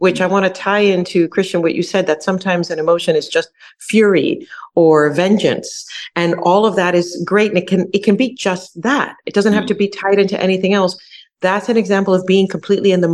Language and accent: English; New York City, New York, United States; now in Houston, United States; I grew up in New York City.